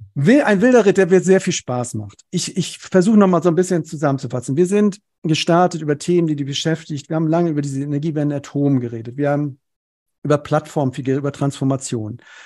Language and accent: German; Cologne, North Rhine-Westphalia, Germany; Ich komme aus dem Rheinland, aus Köln